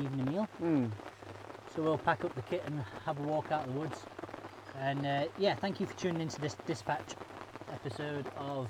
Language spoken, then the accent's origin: English; Sheffield, Yorkshire and the Humber, United Kingdom; accent: Sheffield